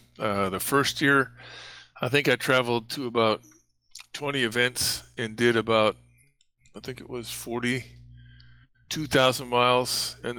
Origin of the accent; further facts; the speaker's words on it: Montana, United States; also born or lived in Havre, Montana / Great Falls, Montana; I'm originally from Montana, so I spent a lot of time along the 60 miles from the Canadian border.